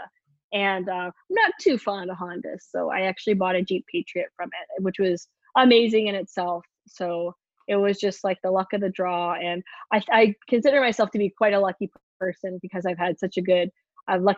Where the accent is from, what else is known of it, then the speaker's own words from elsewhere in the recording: Canada; I'm from Canada